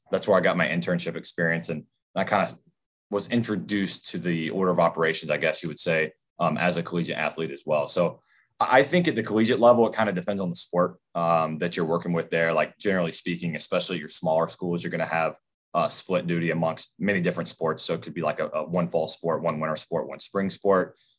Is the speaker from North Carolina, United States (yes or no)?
yes; Zebulon, North Carolina, United States; moved away as an adult; also born or lived in Greensboro, North Carolina; I'm from Raleigh, North Carolina, actually Zebulon, North Carolina, small town outside of Raleigh